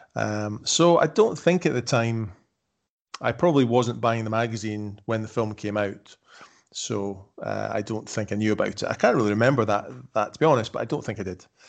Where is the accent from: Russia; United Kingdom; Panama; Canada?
United Kingdom; Edinburgh, Scotland; moved away; I'm from Edinburgh, I was born in Edinburgh, by that point we were living in the Highlands of Scotland.